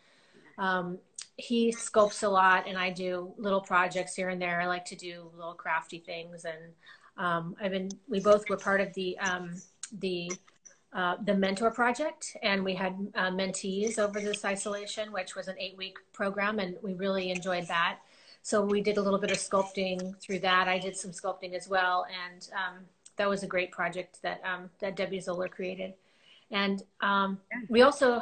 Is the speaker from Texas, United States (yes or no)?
no; Agoura Hills, California, United States; I grew up here in Agora in Southern California